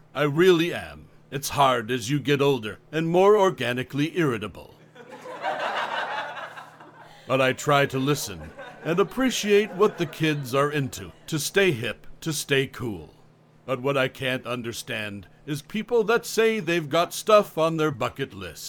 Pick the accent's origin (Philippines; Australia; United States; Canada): Canada; now in France; I grew up in Canada, but I live on an island now, just off the coast of France.